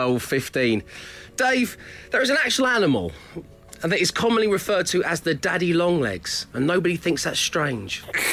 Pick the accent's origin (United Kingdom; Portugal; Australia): United Kingdom; South East England; I didn't sound like this when we took off! I'm from Surrey!